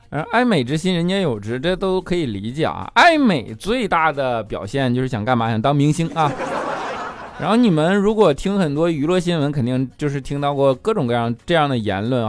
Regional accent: northern China, China; 我作为一个北方人

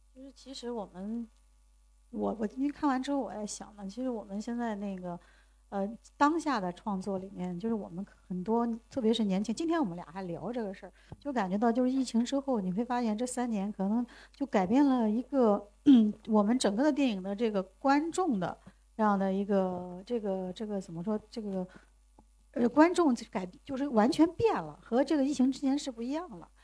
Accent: China; 我们中国人不是说龙生和九子各性格各有不同嘛

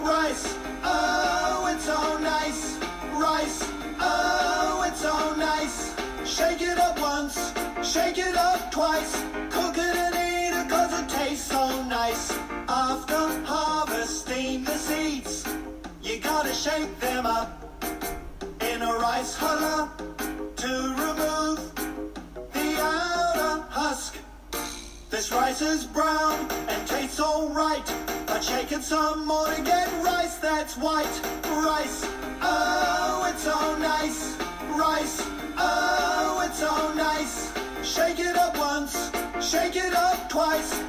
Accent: China; 作为一个中国人

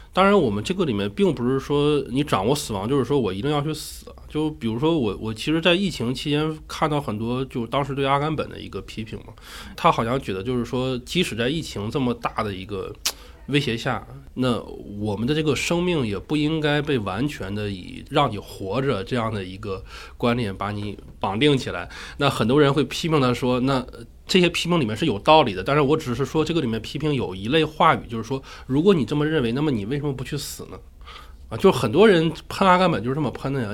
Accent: Northeast China, China; moved away; 我本身是一个东北人，东北的那个暖气已经很厉害了

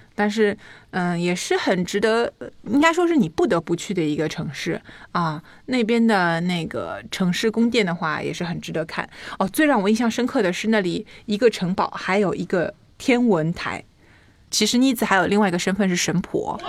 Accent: Henan, China; accent: Henan; 我的那个河南口音又出来了

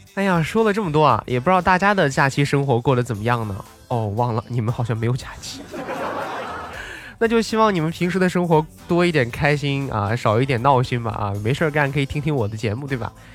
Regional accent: Xinjiang, China; moved away; 没有回到我的老家新疆啊

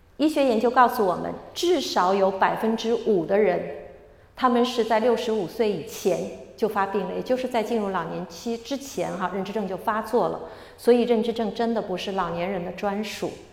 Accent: Shanghai, China; moved away; 我是出生在上海的，我很开心这次有机会回来

